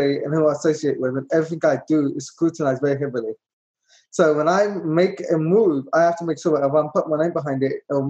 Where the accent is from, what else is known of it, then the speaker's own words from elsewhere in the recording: London, United Kingdom; moved away as an adult; now in Florida, United States; I was born and raised in London.